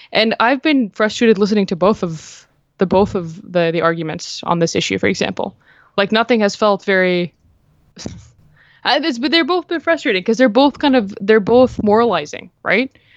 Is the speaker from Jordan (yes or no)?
yes; Jordan; moved away; I'm uh, originally Palestinian, but like I grew up in Jordan